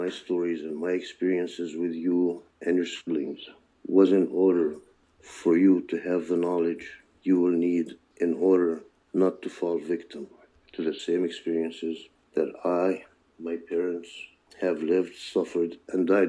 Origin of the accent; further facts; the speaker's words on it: Chicago, Illinois, United States; English is a second language; also born or lived in Ramallah, Palestine; where we resided was the back of the yards on the south side of Chicago